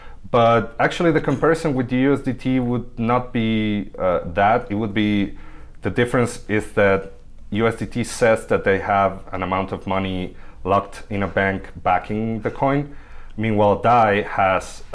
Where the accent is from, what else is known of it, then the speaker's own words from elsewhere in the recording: Buenos Aires, Argentina; moved away; also born or lived in Mexico City, Mexico; I come from Buenos Aires, Argentina. I lived in Mexico City for a few years